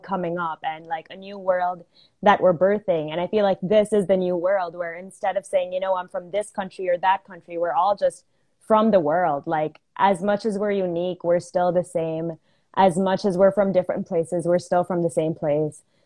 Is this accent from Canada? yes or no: no; Philippines; also born or lived in United States / India; I am an Indian, but I've lived in the Philippines my whole life